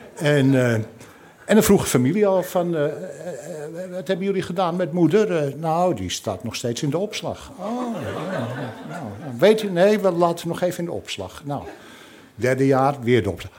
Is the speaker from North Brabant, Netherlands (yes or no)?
no; Amsterdam, North Holland, Netherlands; now in Scheveningen, Netherlands; ik kom oorspronkelijk uit Amsterdam. Ik woon al jarenlang in Scheveningen